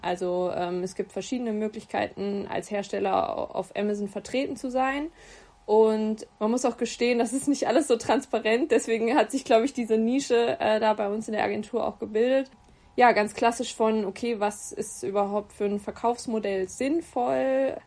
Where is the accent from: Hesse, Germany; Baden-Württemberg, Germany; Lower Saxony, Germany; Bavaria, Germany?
Hesse, Germany; Giessen; also born or lived in Bayreuth; wohne in Gießen, ähm, meiner Heimatstadt